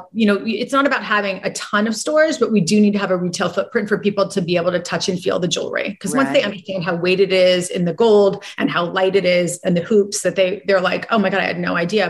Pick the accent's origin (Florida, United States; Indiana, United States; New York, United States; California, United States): California, United States; Santa Barbara; growing up in Santa Barbara, like I always had a business